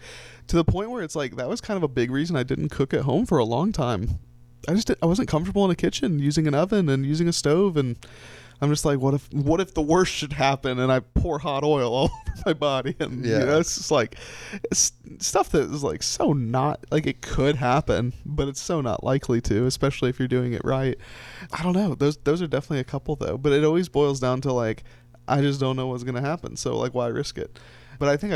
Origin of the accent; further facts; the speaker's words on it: Orlando, Florida, United States; I was born and raised in Orlando, Florida.